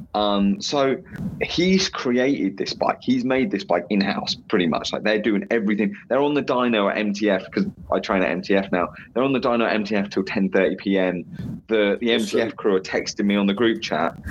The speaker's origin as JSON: {"language": "English", "region": "England", "country": "United Kingdom", "said": "as an English person"}